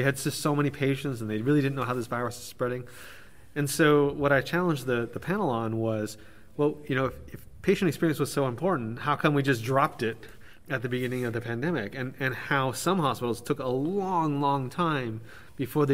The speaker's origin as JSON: {"language": "English", "country": "Canada", "said": "coming from Canada"}